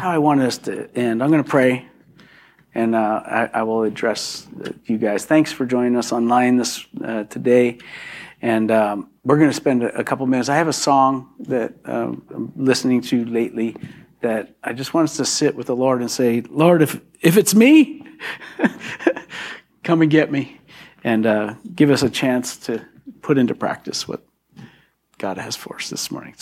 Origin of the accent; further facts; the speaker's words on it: Philadelphia, Pennsylvania, United States; I am from Philadelphia